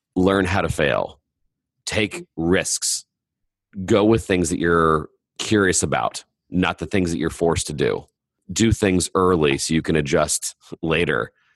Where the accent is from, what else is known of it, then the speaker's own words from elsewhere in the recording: Indiana, United States; I'm from Indiana